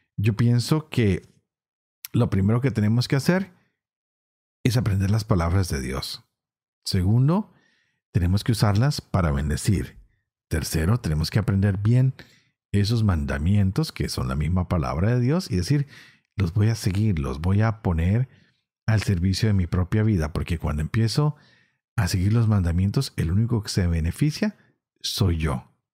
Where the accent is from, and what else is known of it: Colombia